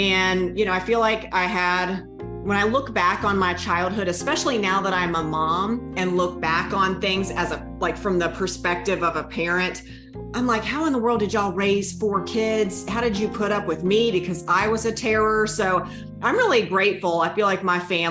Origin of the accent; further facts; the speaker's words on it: North Carolina, United States; accent: thick Southern; now in Winston-Salem, United States; I am from North Carolina. I've pretty much lived in the South my whole life, hence the thick accent.